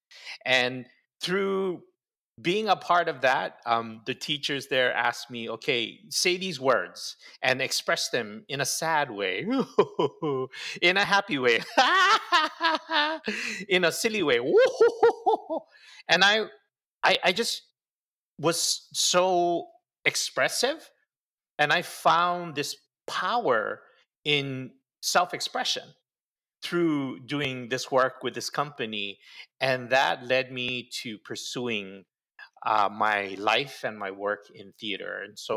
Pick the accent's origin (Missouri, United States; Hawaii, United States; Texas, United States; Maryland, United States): Hawaii, United States; Honolulu; born or raised there; also born or lived in Seno, Savannakhet, Laos / Thailand